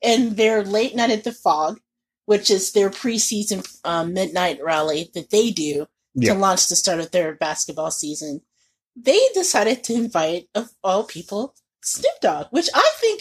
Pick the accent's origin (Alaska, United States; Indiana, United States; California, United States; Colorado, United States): Indiana, United States; I'm from Indiana